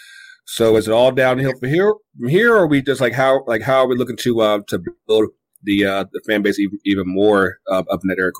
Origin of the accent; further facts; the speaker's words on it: Kinston, North Carolina, United States; my hometown is Kinston, North Carolina, like over in Eastern North Carolina.